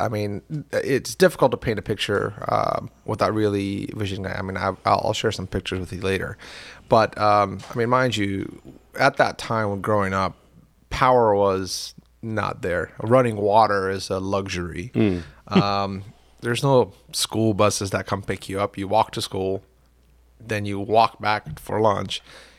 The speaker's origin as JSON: {"language": "English", "town": "Carter County", "country": "United States", "tie": "born or raised there", "said": "And also, you know, my accent, even if I had any, got covered up by growing up in Carter County."}